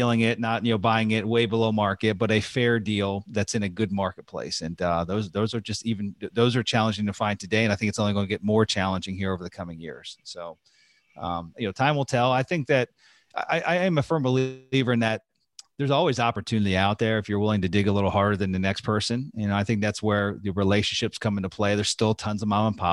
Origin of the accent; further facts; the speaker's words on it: Pennsylvania, United States; moved away; There was a park in Pennsylvania, actually my hometown